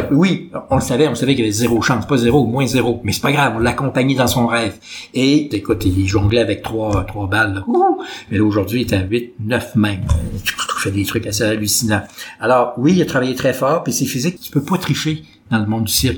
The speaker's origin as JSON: {"language": "French", "town": "Quebec City", "region": "Quebec", "country": "Canada", "tie": "born or raised there", "said": "Je suis né à l'hôpital Saint-Sacrement, Québec, mais tu sais, j'ai grandi à Loretteville"}